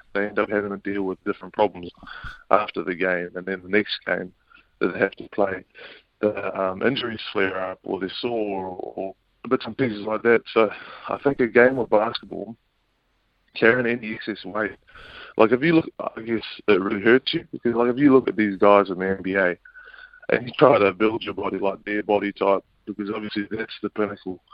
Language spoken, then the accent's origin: English; Auckland, New Zealand; I was brought up out west in Auckland with my dad and Jason Winyard and my mum, Carmen